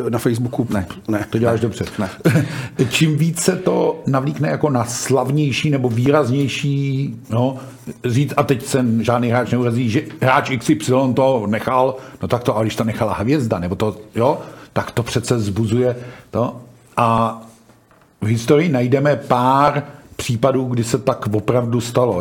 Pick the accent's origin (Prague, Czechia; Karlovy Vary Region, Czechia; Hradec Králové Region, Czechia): Hradec Králové Region, Czechia; Hradec Králové; já jsem rodák z Hradce